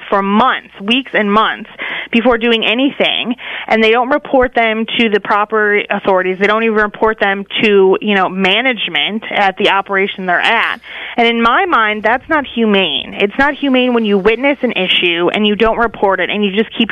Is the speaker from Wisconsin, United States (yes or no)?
yes; Wisconsin, United States; moved away as an adult; now in Washington, D.C., United States; I grew up in Wisconsin, but I came out here to D.C. for college